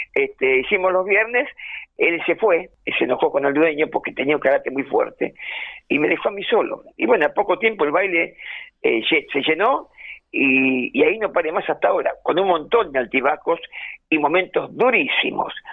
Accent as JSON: {"language": "Spanish", "region": "Buenos Aires", "country": "Argentina", "tie": "born or raised there", "said": "yo me crié en Boedo"}